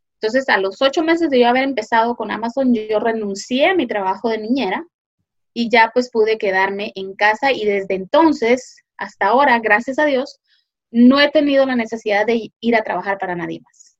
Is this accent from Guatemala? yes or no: yes; Guatemala; moved away as an adult; now in United States; yo eh, originalmente soy de Guatemala, eh, pero ahora vivo en Estados Unidos. Vine aquí hace ya más de 20 años